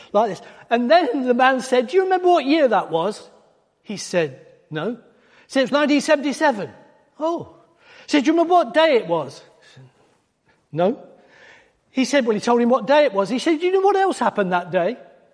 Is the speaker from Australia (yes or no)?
no; Wales, United Kingdom; because we came from North Wales, just near to where we lived, is a place called Rhuddlan.